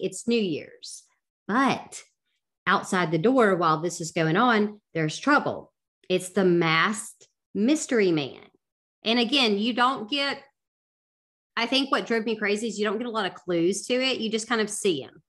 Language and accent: English; the South, United States; I'm from the South